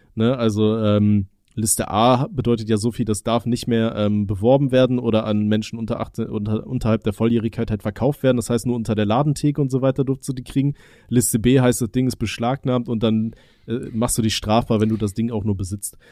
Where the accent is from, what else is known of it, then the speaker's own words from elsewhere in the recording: Aachen, North Rhine-Westphalia, Germany; moved away; bei uns in Aachen